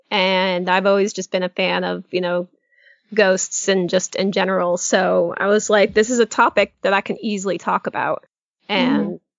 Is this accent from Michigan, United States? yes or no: no; Connecticut, United States; moved away as an adult; also born or lived in Bangor, Maine; now in Orlando, United States; Yeah, Connecticut. I'm originally from New England, so oh. uh, Connecticut technically. Um, however, I did move from Maine because I was uh, I went to school in Maine in Bangor